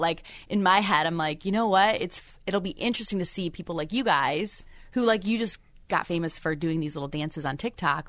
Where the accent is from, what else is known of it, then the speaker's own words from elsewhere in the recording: Michigan, United States; moved away; I'm from Michigan